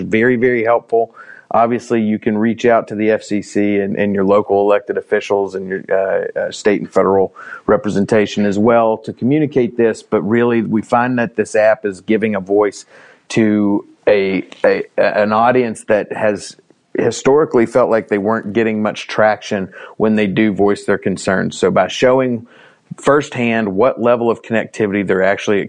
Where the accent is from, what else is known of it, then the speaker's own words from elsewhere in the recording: Scott County, Virginia, United States; I'm actually from Scott County, Virginia. So I grew up in rural Virginia